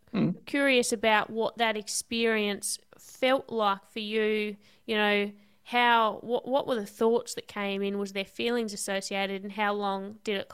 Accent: Devonport, Tasmania, Australia; I'm from Tassie.

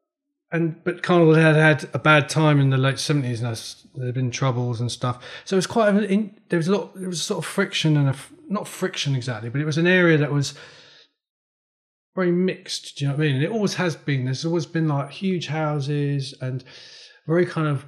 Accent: London, United Kingdom; I'm from West London originally.

